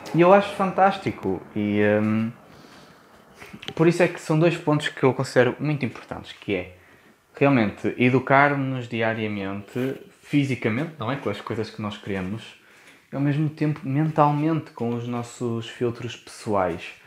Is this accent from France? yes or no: no; Porto, Norte, Portugal; accent: Porto; eu tenho sotaque do Porto. Eu não reconheço o sotaque, mas, ah, mas quem me ouve e não é do Porto diz que eu tenho um bom sotaque do Porto